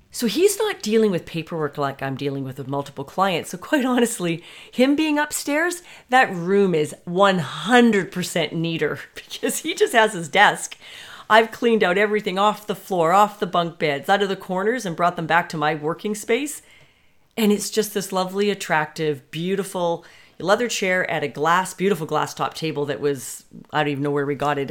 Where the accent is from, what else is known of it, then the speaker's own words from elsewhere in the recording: Canada; being Canadian